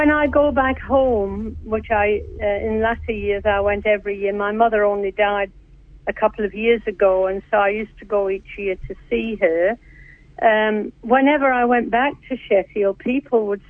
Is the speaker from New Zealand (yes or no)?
yes; New Zealand; I identify with that as my heritage, though I'm a Kiwi